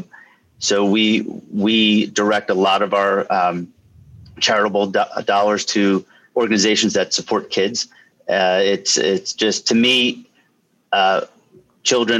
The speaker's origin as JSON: {"language": "English", "area": "Lehigh Valley", "region": "Pennsylvania", "country": "United States", "tie": "born or raised there", "said": "I'm born and raised in the Lehigh Valley and surrounding area"}